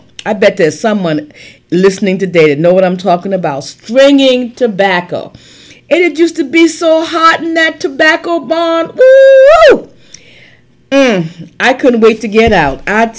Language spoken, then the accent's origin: English; Charleston, South Carolina, United States; You know, I grew up in Charleston, South Carolina, and my God, I grew up in the heat.